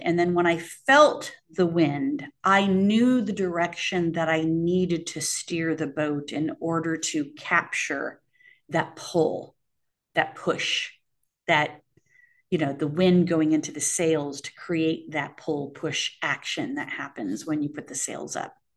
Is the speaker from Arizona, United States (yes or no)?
yes; Arizona, United States; growing up in Arizona